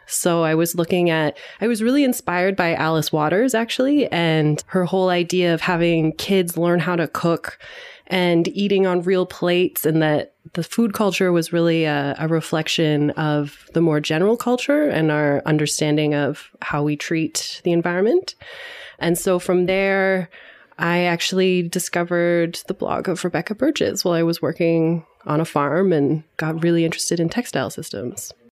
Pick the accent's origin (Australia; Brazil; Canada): Canada; London, Ontario; I grew up in London, Ontario, so a rather small city in Southern Ontario